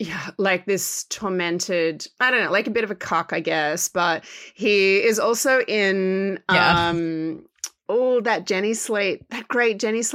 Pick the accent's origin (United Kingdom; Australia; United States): Australia; Because I'm Australian